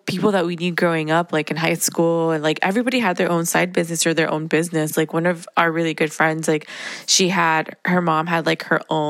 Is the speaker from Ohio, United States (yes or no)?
no; Miami, Florida, United States; being born and raised in Miami